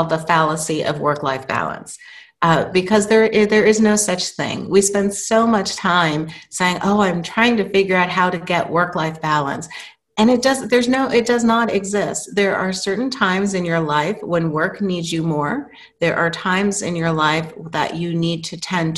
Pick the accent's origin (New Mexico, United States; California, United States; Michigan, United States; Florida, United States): New Mexico, United States; moved away as an adult; I was growing up in New Mexico in high school and had gone to my first year college in New Mexico